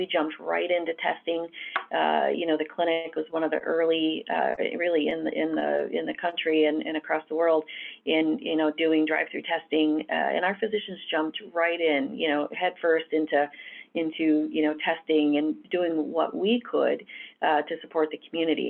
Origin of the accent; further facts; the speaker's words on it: Southwest Michigan, United States; I grew up in Southwest Michigan and started my career in nursing.